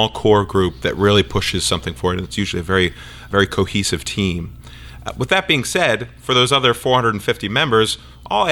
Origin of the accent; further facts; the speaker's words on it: outside of Philadelphia, Pennsylvania, United States; I grew up outside of Philadelphia, rooting for the Eagles